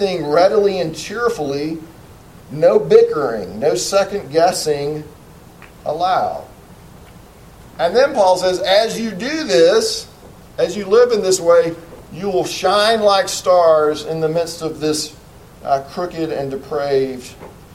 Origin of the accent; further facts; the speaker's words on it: United States; as an American citizen